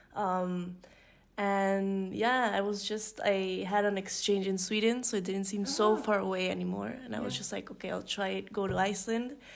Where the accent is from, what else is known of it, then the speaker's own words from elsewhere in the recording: Mexico City, Mexico; I'm from Mexico City